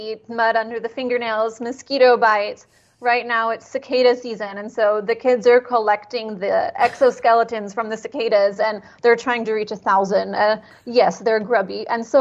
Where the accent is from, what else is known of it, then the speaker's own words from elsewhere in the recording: California, United States; moved away; I'm from California